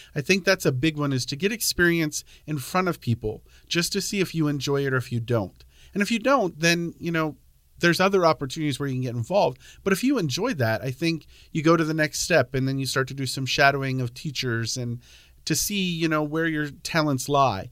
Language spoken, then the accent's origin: English; Pennsylvania, United States; moved away as an adult; now in Centralia, United States; I grew up on a dairy farm in Pennsylvania